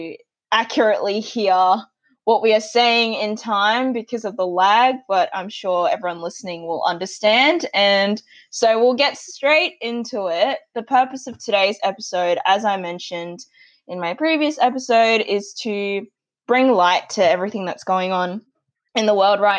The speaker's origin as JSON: {"language": "English", "country": "Australia", "tie": "born or raised there", "said": "I've been lucky enough to be born and grow up in Australia"}